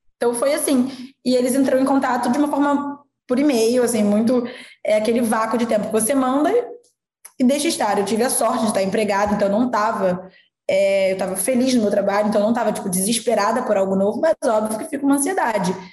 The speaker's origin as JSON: {"language": "Portuguese", "region": "interior of Rio de Janeiro state", "country": "Brazil", "moved": "as an adult", "said": "Eu sou do interior do Rio, então eu morava no Rio de Janeiro, fui fazer faculdade"}